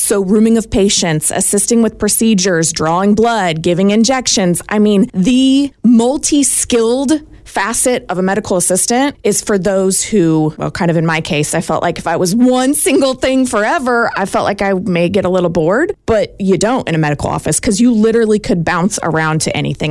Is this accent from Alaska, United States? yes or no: no; Rockville, Indiana, United States; I'm from Rockville